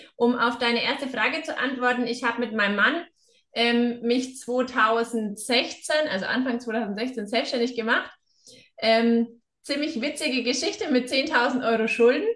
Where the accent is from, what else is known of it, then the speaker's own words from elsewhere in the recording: Upper Franconia, Bavaria, Germany; moved away as an adult; now in Hesse, Germany; komme ich ja selber aus der Ecke Oberfranken und bin ein Schneekind